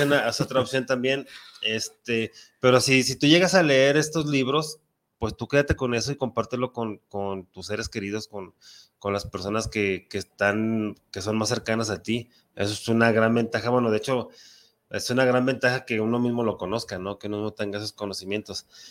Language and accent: Spanish; Mexico; un mexicano defiende mucho su patria, como, como que somos muy patriotas